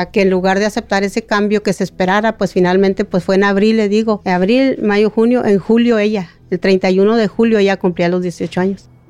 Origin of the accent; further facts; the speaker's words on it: El Salto, Durango, Mexico; moved away; Eh, bueno, nosotros venimos del estado de Durango, del Salto de Pueblo Nuevo Durango. Este, llegamos en el 95.